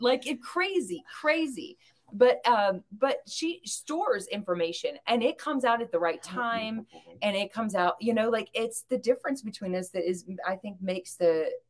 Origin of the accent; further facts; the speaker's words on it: the South, United States; accent: southern drawl; we're both from